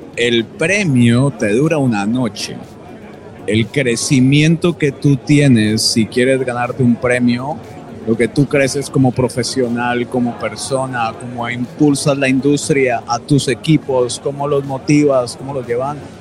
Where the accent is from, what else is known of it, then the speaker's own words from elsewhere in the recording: Colombia; los colombianos